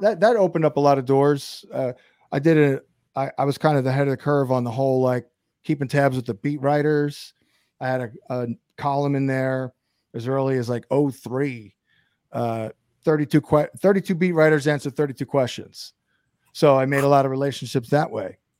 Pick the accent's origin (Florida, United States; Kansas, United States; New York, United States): New York, United States; Brooklyn; moved away; I'm actually from Brooklyn originally